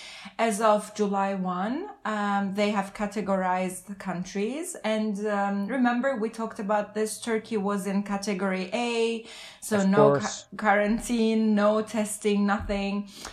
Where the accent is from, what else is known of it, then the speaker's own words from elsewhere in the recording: Lisbon, Portugal; from Lisbon.